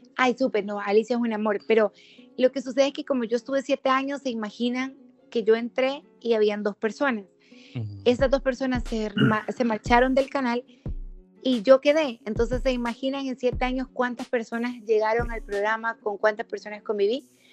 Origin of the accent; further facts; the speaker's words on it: Sonsonate, El Salvador; also born or lived in San Salvador; Yo soy de Sonsonate, soy sonsonateca